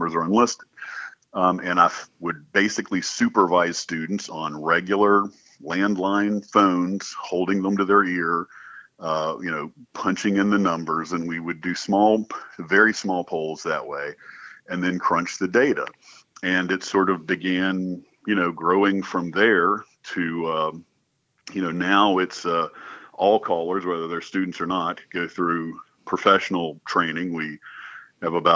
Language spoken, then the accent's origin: English; North Carolina, United States; I grew up in North Carolina